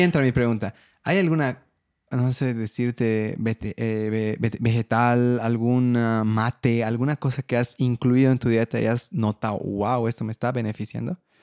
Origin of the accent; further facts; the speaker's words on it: Bolivia; soy de Bolivia